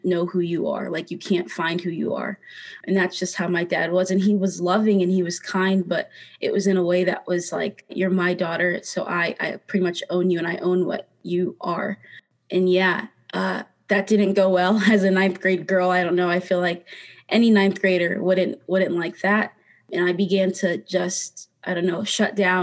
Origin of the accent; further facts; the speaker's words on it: South Dakota, United States; growing up in South Dakota, it was really hard to be around people at my school